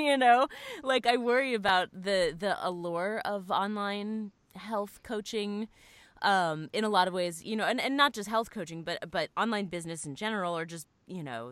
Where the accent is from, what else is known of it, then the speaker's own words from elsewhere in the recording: Florida, United States; I had to live in, you know, my dad's extra room, in my hometown because my salary didn't cover like rent in Florida